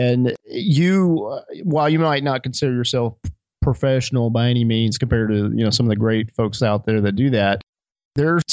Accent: Alabama, United States; we grew up in Alabama

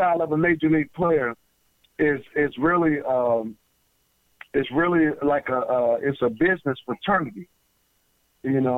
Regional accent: United States; we Americans

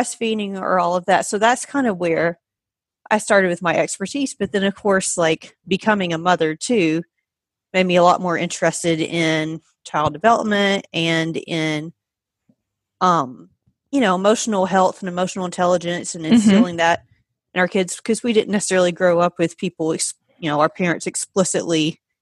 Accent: Georgia, United States; moved away as an adult; now in Pennsylvania, United States; I am originally from Georgia. I've been in Pennsylvania for about 5.5 years now, so I moved up here for a job

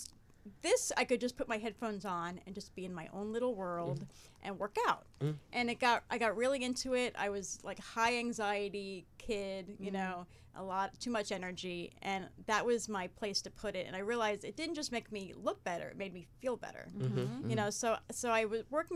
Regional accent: Jersey City, New Jersey, United States; I was born and bred in New Jersey, born in Jersey City

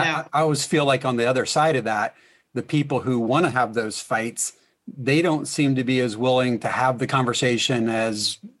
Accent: Indianapolis, Indiana, United States; We're from Indiana. We're from Indianapolis.

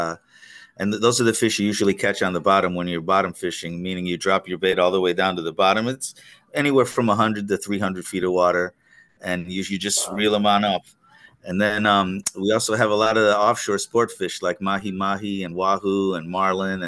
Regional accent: Pennsylvania, United States; moved away as an adult; now in Pensacola, United States; I grew up in Pennsylvania where winters were long and cold

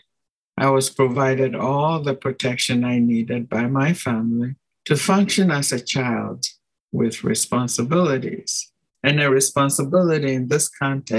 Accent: Ghana; I come from Ghana

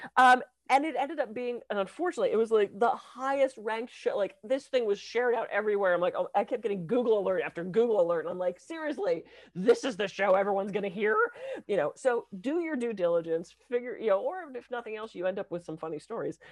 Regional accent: Pittsburgh, Pennsylvania, United States; I was raised in Pittsburgh.

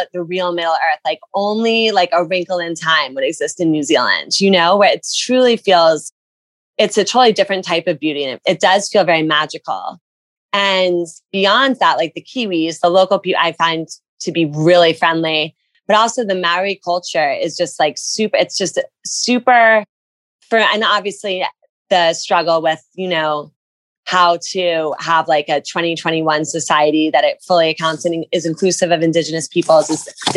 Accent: New Jersey, United States; I'm from New Jersey.

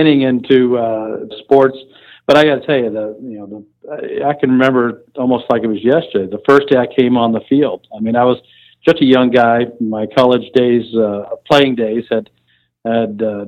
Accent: Tennessee, United States; moved away as an adult; also born or lived in Kentucky / Birmingham, Alabama; now in Amarillo, United States; I was born in Kentucky, lived in Tennessee, raised in Tennessee most of my life

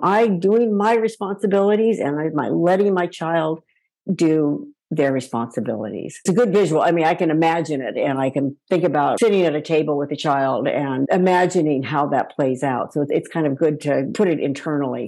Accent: Palo Alto, California, United States; my hometown of Palo Alto

